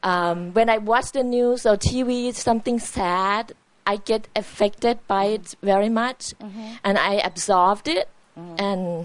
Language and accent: English; Thailand; now in California, United States; I'm originally from Thailand, but now I live in California.